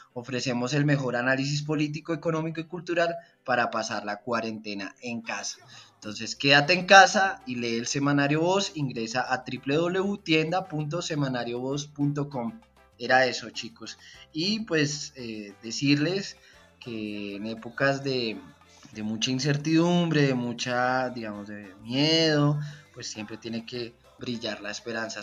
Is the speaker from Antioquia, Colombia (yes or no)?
no; Bogotá, Colombia; soy un tronco bailando champeta como buen rolo